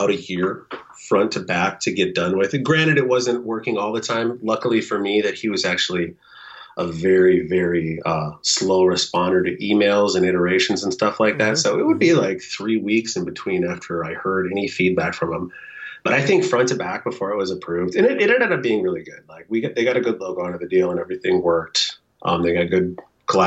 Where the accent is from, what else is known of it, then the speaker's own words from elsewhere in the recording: South Dakota, United States; now in Moorhead, United States; my hometown down in South Dakota